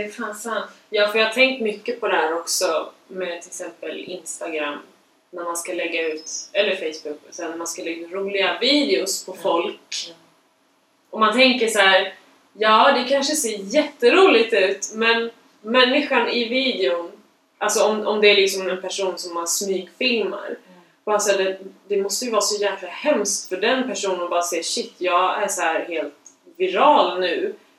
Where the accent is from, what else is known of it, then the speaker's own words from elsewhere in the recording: Sweden; jag har blivit uppvuxen som vit svensk